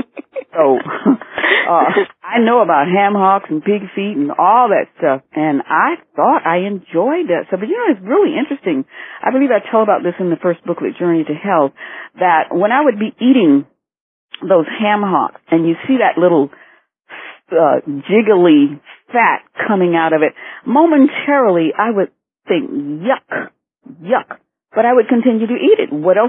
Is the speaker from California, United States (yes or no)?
no; Detroit, Michigan, United States; also born or lived in Asheville, North Carolina / Florida; now in Miami, United States; I always used to say that I was from Michigan, but Detroit, but I was actually born in Asheville, North Carolina. However, I know nothing of that place, and I've been in Florida so long, I'm a full-fledged Floridian.